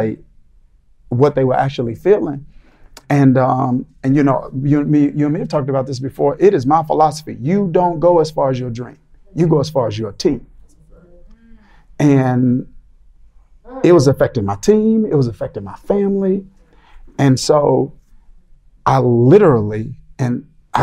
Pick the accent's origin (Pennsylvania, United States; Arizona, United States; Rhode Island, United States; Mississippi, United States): Mississippi, United States; moved away; We're in the South now, but I grew up in Mississippi